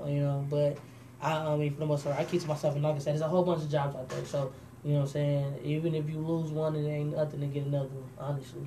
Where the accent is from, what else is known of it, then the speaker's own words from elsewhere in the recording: Detroit, Michigan, United States; moved away as an adult; now in Arizona, United States; I'm from Detroit, Michigan